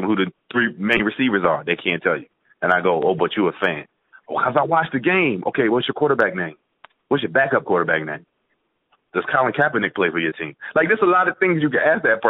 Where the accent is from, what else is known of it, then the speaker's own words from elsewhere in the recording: New Jersey, United States; now in Charlotte, United States; I'm originally from South Jersey